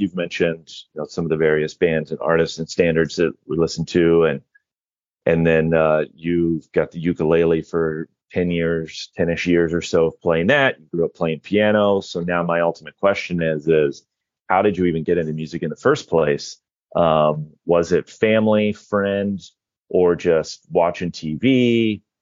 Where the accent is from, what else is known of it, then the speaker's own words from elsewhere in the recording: Indiana, United States; moved away; I'm originally from Indiana